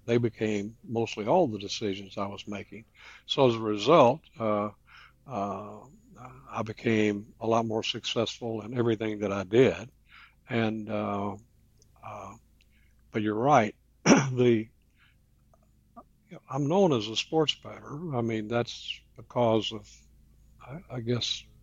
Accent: Kentucky, United States; moved away; also born or lived in Las Vegas; the county that I was raised up in Kentucky

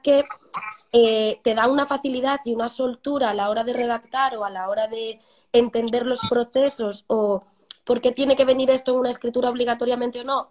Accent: Cambados, Galicia, Spain; moved away as an adult; also born or lived in A Coruña; now in Madrid, Spain; soy de Cambados, un pueblecito de, la provincia de Pontevedra

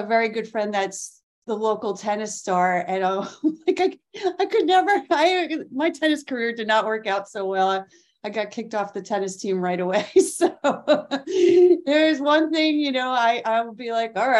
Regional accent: Mamaroneck, New York, United States; I grew up where I live now. I live in Westchester, New York, in the friendly village called Mamaroneck.

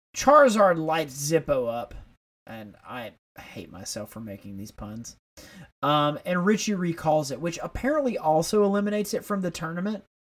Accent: Tuscaloosa, Alabama, United States; we grew up in Tuscaloosa, which is where the University of Alabama is

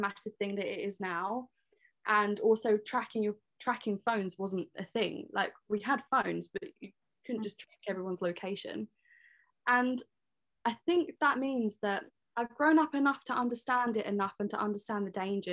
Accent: Leigh-on-Sea, East of England, United Kingdom; I'm 21 from Leon C.

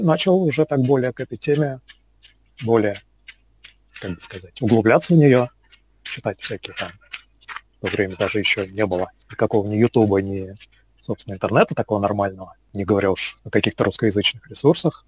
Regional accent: Moscow, Russia; Родился, вырос в Москве, в принципе, никуда отсюда особо и не уезжал

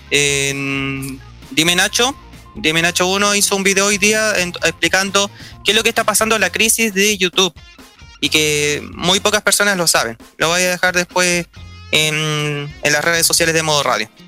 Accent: Chile

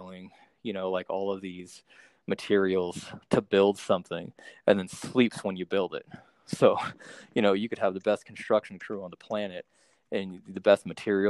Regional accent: Monterey, California, United States; my hometown, Monterey

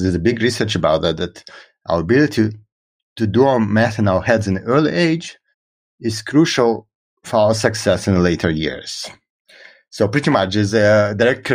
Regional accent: Israel; first language Russian; English is a second language; moved away as an adult; also born or lived in Russia / United States; I was born in Russia and I grew up in Israel.

